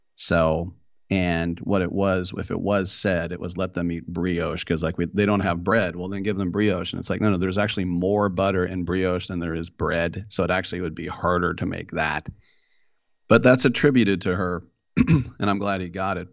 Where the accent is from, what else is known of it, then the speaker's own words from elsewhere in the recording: East Bay, San Francisco Bay Area, California, United States; where I grew up in the East Bay here in the Bay Area